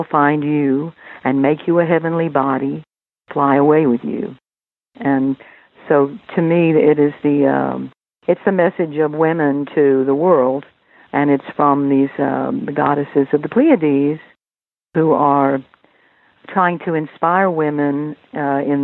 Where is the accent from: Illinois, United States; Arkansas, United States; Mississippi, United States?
Arkansas, United States; accent: Southern; now in New York, United States; I haven't lost my Southern accent